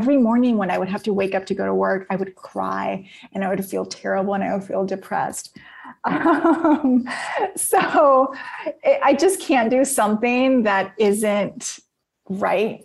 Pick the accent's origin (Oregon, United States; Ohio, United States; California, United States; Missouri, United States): California, United States; Napa; I'm from Napa